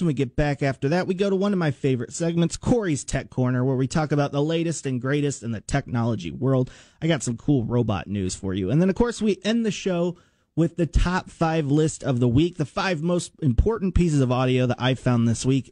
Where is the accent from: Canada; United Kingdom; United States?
United States; I grew up in Washington and I went to uh, Washington Middle School